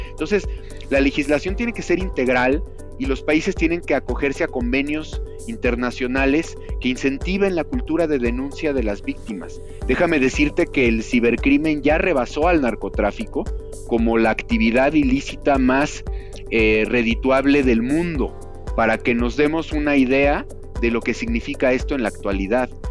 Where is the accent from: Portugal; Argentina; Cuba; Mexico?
Mexico; tenemos como mexicanos